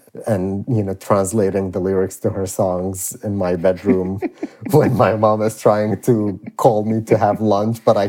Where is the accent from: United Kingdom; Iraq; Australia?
Iraq; when I was a kid and growing up in Iraq